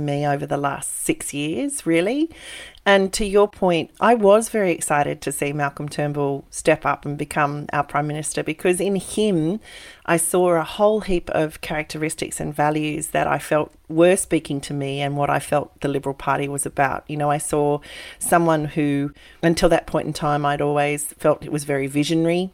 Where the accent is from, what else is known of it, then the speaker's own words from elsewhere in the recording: Coonabarabran, New South Wales, Australia; moved away; born and bred in Coonabarabran, which is 6.5 hours northwest of Sydney